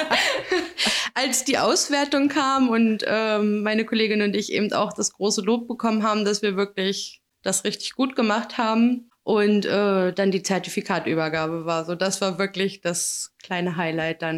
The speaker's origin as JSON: {"language": "German", "town": "Magdeburg", "region": "Saxony-Anhalt", "country": "Germany", "said": "Bin aus Magdeburg."}